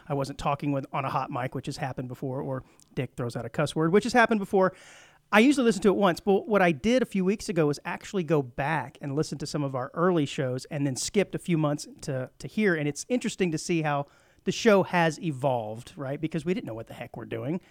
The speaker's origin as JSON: {"language": "English", "area": "Rio Grande Valley", "region": "Texas", "country": "United States", "tie": "born or raised there", "also_born_or_lived": "Fort Worth, Texas", "moved": "yes", "lives_now": "Montgomery County, Texas, United States", "said": "I grew up in the Rio Grande Valley, way down southern tip by South Padre Island"}